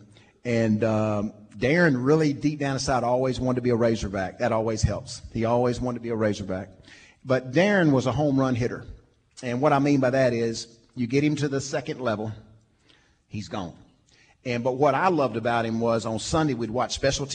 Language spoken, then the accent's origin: English; Little Rock, Arkansas, United States; We loved growing up in Little Rock